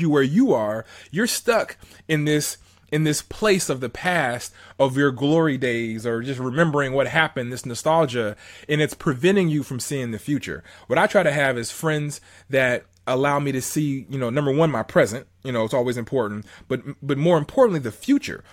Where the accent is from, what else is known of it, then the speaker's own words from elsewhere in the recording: Southern California, United States; I'm from Southern, Southern California